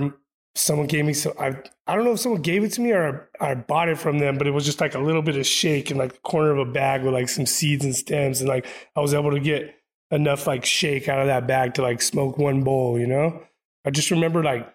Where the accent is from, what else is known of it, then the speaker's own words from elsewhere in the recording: Inland Empire, Southern California, United States; also born or lived in Chino / Pomona / Ontario / Los Angeles; born and raised in Southern California, mainly 909 area, IE